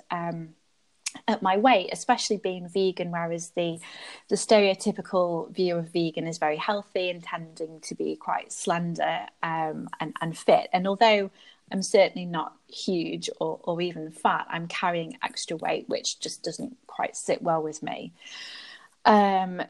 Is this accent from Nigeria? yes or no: no; United Kingdom; moved away as an adult; also born or lived in London; now in Belgium; I'm British. My heritage is North African, but I now live in Belgium